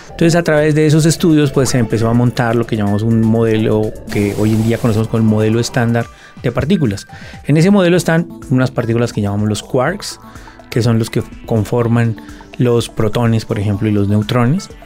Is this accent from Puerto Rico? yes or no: no; Colombia; en el contexto nuestro, en el contexto colombiano, pues yo creo que nosotros tenemos unas realidades en Colombia